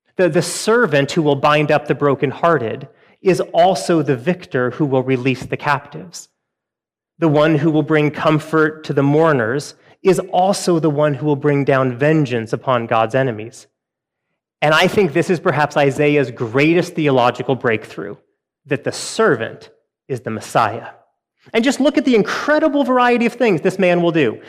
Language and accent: English; Western Washington, United States; I grew up in Western Washington